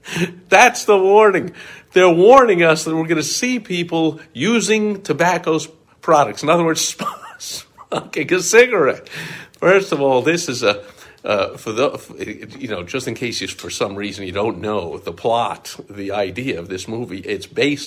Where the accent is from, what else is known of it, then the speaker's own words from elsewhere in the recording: New York, United States; growing up in New York